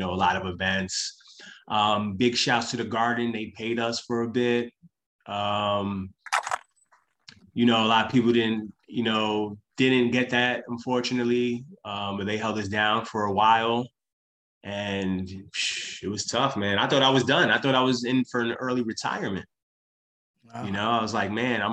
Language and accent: English; New York City, New York, United States; I'm from Brooklyn